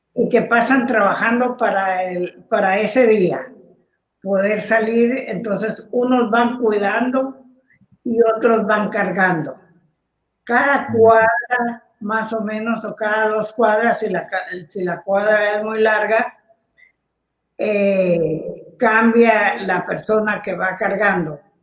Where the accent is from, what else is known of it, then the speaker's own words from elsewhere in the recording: Guatemala; Chapín le llamamos